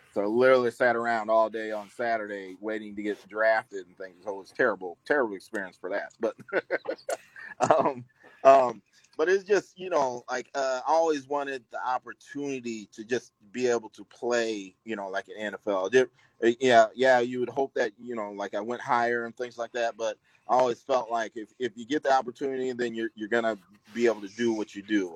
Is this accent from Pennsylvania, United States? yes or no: no; Bettendorf, Iowa, United States; I'm from Midwest and from Iowa, Bettendorf